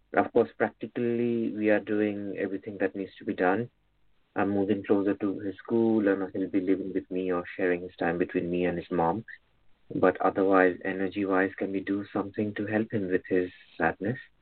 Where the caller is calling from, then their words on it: United Kingdom; I'm calling from the United Kingdom